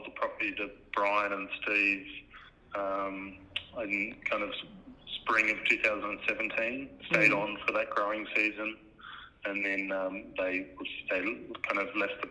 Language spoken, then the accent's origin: English; Australia; moved away as an adult; also born or lived in North Canterbury, New Zealand; now in New Zealand; I grew up in Australia.